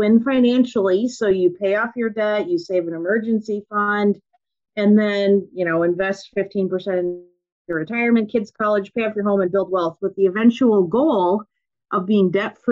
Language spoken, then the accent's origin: English; Minnesota, United States; accent: Minnesotan; I grew up on a farm in Minnesota